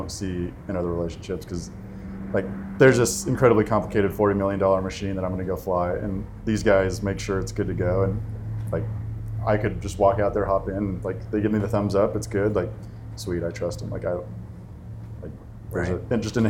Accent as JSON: {"language": "English", "region": "Utah", "country": "United States", "tie": "born or raised there", "said": "I was probably 10 years old. Air show came to my hometown in small town Utah"}